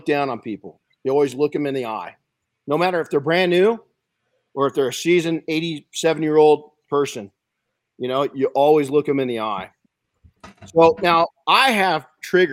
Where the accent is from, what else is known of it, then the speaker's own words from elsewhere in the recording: outside of Los Angeles, California, United States; When I was a kid growing up outside of Los Angeles, we had smog alerts